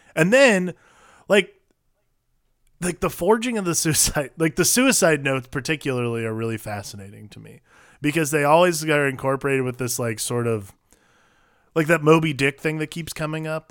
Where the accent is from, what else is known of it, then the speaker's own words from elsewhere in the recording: Ohio, United States; moved away; growing up in Ohio